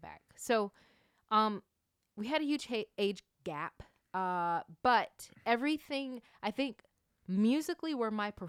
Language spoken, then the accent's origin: English; Norcross, Georgia, United States; also born or lived in Suwanee, Georgia; So I am originally from Norcross, Georgia. And that is a suburb in Atlanta, Georgia.